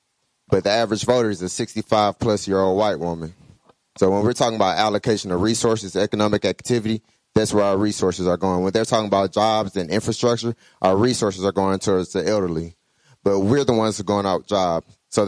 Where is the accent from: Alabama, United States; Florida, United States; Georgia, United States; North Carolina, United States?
Georgia, United States; Clayton County; I'm a graduate of Morehouse. I'm from Clayton County, Southside.